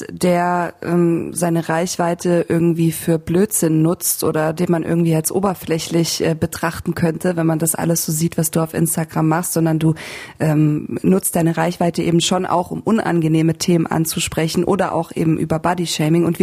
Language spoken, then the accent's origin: German; Ruhr area, North Rhine-Westphalia, Germany; ein äh, Festival bei uns im Ruhrpott